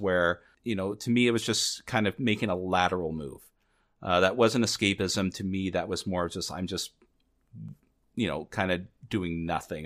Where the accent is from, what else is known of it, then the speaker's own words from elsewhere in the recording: Southern California, United States; I'm growing up in Southern California in the United States